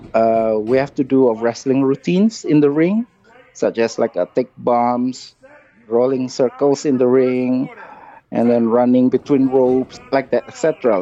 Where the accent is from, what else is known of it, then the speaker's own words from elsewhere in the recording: Indonesia; English is a second language; moved away as an adult; also born or lived in Hawaii; I'm Indonesian commando. I'm from Indonesia